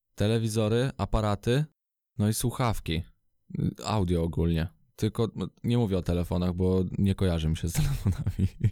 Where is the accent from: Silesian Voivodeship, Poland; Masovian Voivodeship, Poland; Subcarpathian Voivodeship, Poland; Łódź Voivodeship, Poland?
Masovian Voivodeship, Poland; Radom; jestem z Radomia